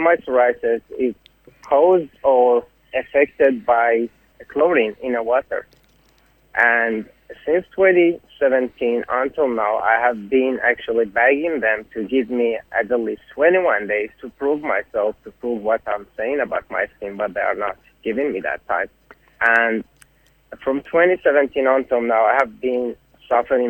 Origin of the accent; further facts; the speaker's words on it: Ahvaz, Khuzestan, Iran; moved away as an adult; now in Brisbane, Australia; I'm from Awaz.